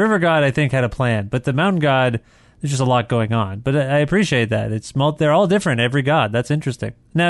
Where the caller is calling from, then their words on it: Guelph, Ontario, Canada; I'm calling you from Guelph.